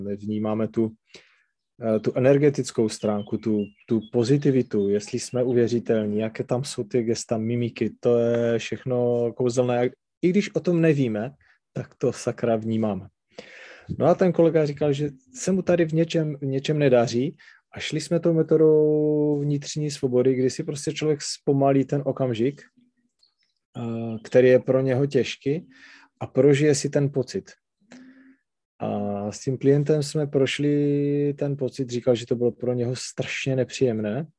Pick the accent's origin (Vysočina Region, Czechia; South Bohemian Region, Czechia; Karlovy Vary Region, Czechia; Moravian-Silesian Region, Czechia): Moravian-Silesian Region, Czechia; Třinec; accent: Silesian dialect; first language Silesian dialect; Czech is a second language; to specifické nářečí, to sleské, a říkám, takhle se tady bavit nebudeme, protože tohle byl můj rodný jazyk a čeština, tu jsem si až musel naučit jako druhou